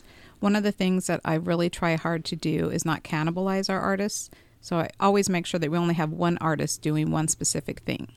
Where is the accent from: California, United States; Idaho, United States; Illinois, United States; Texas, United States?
Idaho, United States; Boise; moved away as an adult; also born or lived in Las Vegas, Nevada; now in Elizabethtown, United States; I'm originally from Boise, Idaho